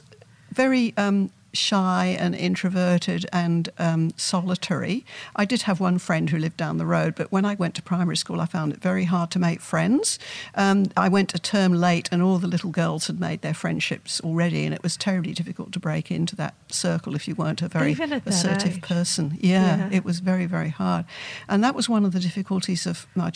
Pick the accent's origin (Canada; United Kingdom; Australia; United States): United Kingdom; London; I grew up in London